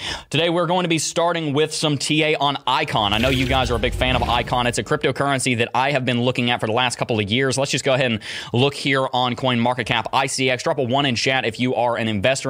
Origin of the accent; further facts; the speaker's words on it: Alabama, United States; now in Gainesville, United States; I hail from Alabama